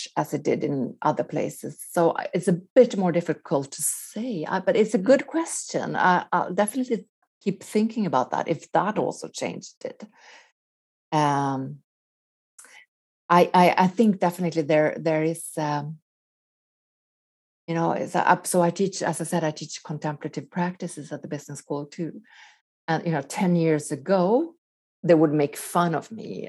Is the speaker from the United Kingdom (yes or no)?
no; Sweden; moved away as an adult; also born or lived in Quebec, Canada / Los Angeles, United States; growing up in Sweden